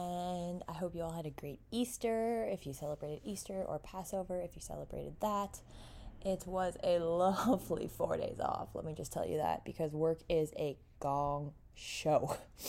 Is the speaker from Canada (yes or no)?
yes; Canada; accent: Canadian; Can you hear my Canadian accent?